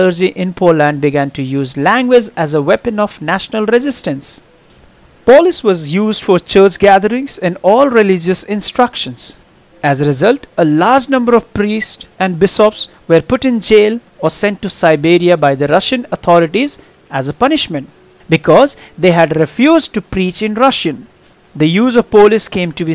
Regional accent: India; We just feel we are Indian

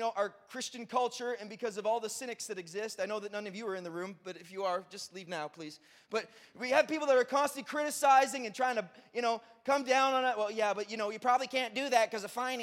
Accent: Brockville, Ontario, Canada; I grew up in Brockville, Ontario.

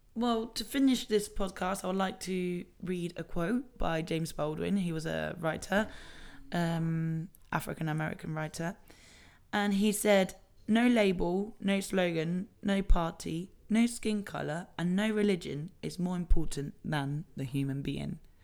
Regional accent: Tenerife, Canary Islands, Spain; I was born here in the Canary Islands

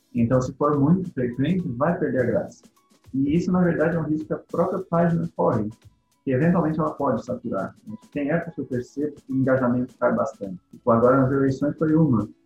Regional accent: Laguna, Santa Catarina, Brazil; eu sou de Laguna, Santa Catarina

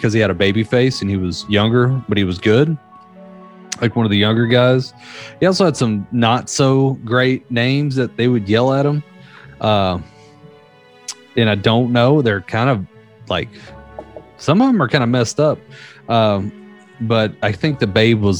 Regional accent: the South, United States; my hometown had a shit ton of them, being from a small country ass town. Like even like I remember hearing like ones that I would never heard anyone else say outside of the South of where I lived

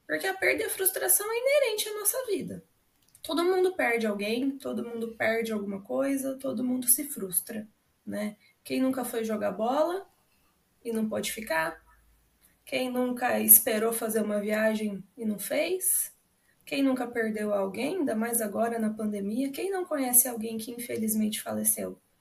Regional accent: Londrina, Paraná, Brazil; sou da cidade de Londrina, aqui no Paraná

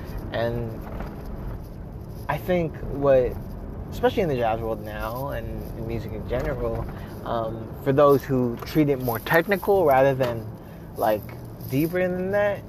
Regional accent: Philippines; now in United States; Now the only difference is that I'm Filipino. I'm a Filipino American immigrant, and I am telling my story.

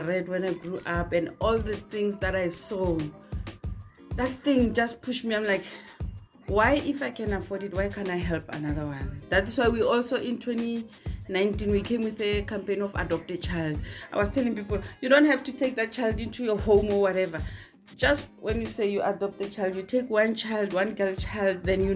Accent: Ga-Rankuwa, North West, South Africa; also born or lived in Johannesburg, South Africa; I'm originally from Harankuwa, Zone 1.

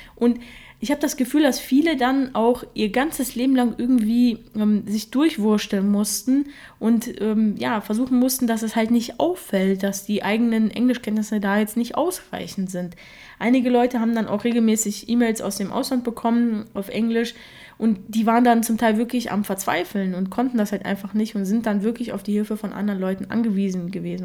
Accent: Germany; first language Russian; Ich bin ja mit drei Jahren nach Deutschland gekommen und meine Muttersprache ist Russisch

